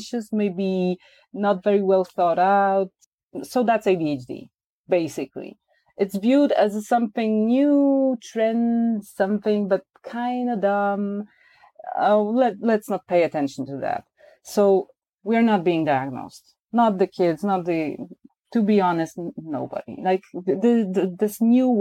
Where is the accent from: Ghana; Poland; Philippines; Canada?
Poland